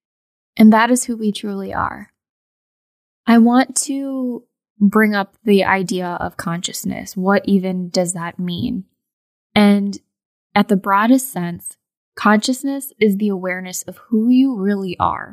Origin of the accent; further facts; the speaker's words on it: United States; I am obviously Indian American